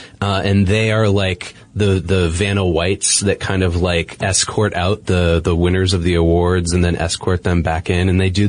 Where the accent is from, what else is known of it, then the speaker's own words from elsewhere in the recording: Boston, Massachusetts, United States; I'm from Boston